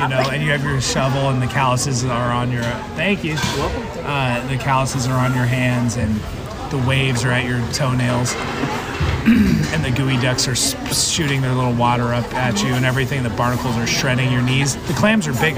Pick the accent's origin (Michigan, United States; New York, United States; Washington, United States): Washington, United States; Seattle; we're from Seattle.